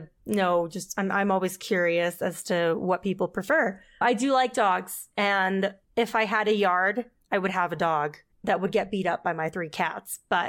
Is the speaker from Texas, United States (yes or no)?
yes; southern tip of Texas, United States; now in Utah, United States; I grew up in Texas, like almost in Mexico, like very south, like southern tip of Texas.